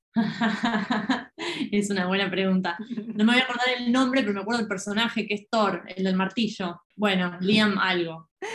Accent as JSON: {"language": "Spanish", "country": "Argentina", "said": "siendo argentina"}